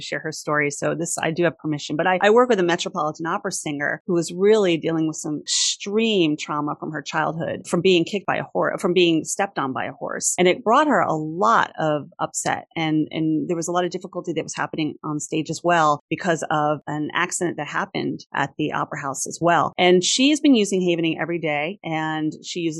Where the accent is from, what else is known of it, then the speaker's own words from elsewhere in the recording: New York, United States; I'm a New Yorker